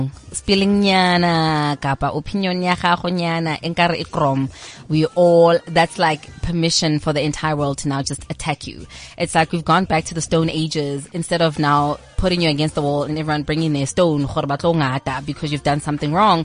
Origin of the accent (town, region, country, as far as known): South Africa